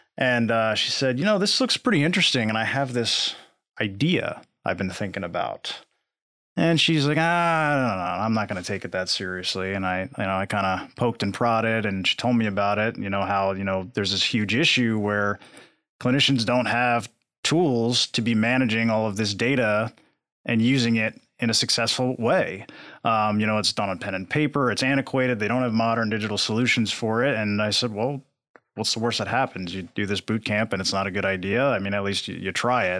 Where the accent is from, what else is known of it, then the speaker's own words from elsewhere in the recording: New Jersey, United States; now in Lexington, United States; originally from New Jersey, transplant to Lexington